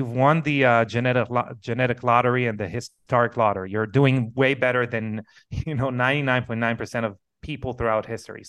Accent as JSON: {"language": "English", "country": "Israel", "second_language": "English", "moved": "yes", "said": "I come from Israel originally"}